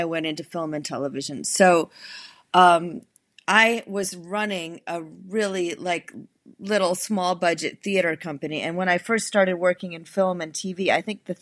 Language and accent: English; New England, United States; moved away; also born or lived in Chicago; I'm from New England originally.